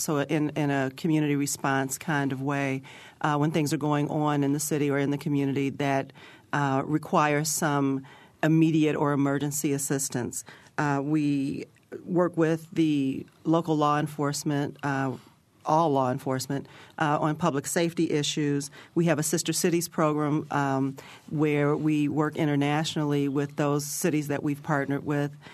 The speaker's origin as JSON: {"language": "English", "town": "Chicago", "region": "Illinois", "country": "United States", "moved": "yes", "lives_now": "Bloomington, United States", "said": "I'm from Chicago"}